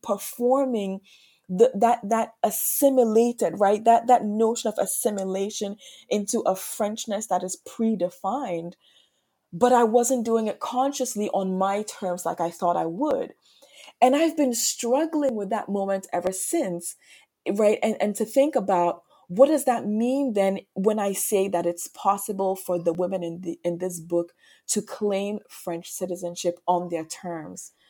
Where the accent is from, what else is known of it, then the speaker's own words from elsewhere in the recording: Ghana; also born or lived in Martinique; now in United States; I was born in Ghana, I grew up in Ghana